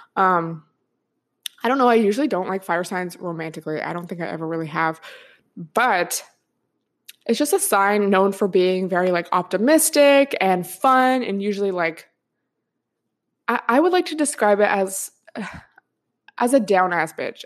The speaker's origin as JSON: {"language": "English", "region": "Washington", "country": "United States", "moved": "yes", "said": "I'm from Washington State, so I'm used to it raining a lot"}